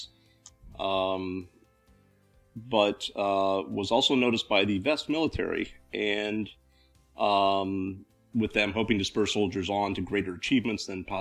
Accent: Ohio, United States; moved away; also born or lived in Florida; Grew up in Ohio, moved to Florida for a while

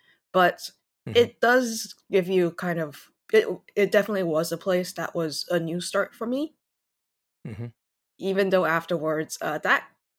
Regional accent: Taiwan; English is a second language; also born or lived in Singapore / Shanghai, China / Canada; So I was born in Taiwan, also Taiwanese, and then I grew up as an expatriate in Singapore as well as Shanghai. I went to Canada for university, tried to stay in Canada for a job, didn't, came back to Taiwan

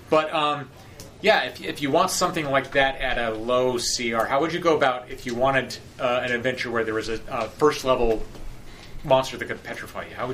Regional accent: Point Arena, California, United States; moved away; I lived in this, this, small town, Point Arena

